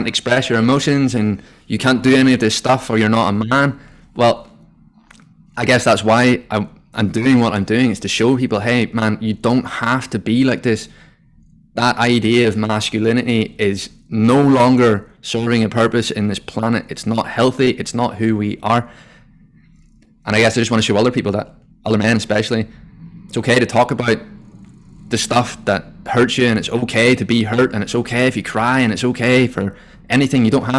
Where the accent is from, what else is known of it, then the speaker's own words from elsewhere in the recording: Ireland; I guess growing up in Ireland, the first thing that anyone associates with anyone from Ireland is that we're all alcoholics.